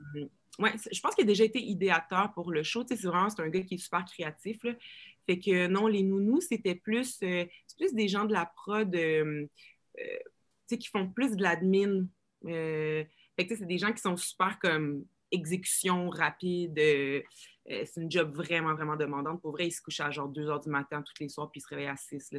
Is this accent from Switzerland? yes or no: no; Rouyn-Noranda, Quebec, Canada; accent: joual, keb; now in Montreal, Canada; moi, j'ai grandi à Rouen